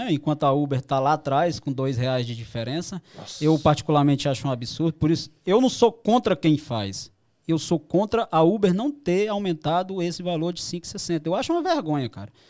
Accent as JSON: {"language": "Portuguese", "region": "Ceará", "country": "Brazil", "said": "Eu sou lá do Ceará, todo mundo sabe eu fui lá, fez um ano agora"}